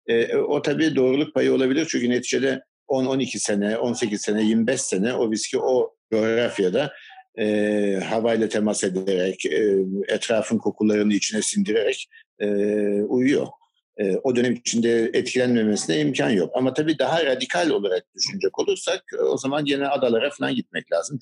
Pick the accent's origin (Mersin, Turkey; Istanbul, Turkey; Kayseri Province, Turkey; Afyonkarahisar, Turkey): Istanbul, Turkey; also born or lived in United Kingdom / Baltimore, Maryland, United States / Virginia, United States; Her ne kadar Maçka'da doğdum büyüdüm